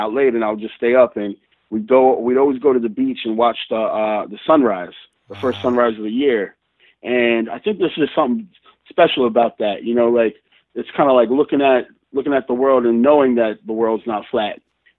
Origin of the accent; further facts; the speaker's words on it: New York, United States; the town that I was born and raised in New York, and then my family kind of moved around a lot.